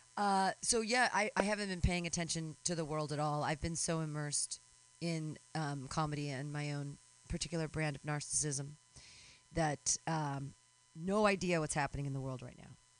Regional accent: California, United States; I'm a crunchy fucking granola Californian over here

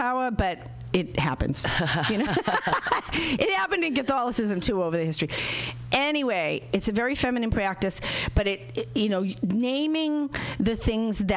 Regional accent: Boston, Massachusetts, United States; I'm from Boston

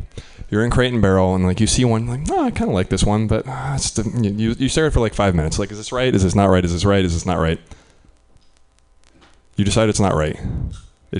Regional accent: Midwest, United States; I'm from the Midwest

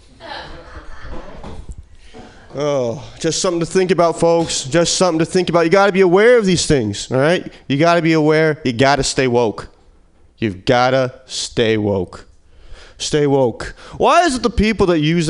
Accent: Midwest, United States; moved away; I'm from the Midwest

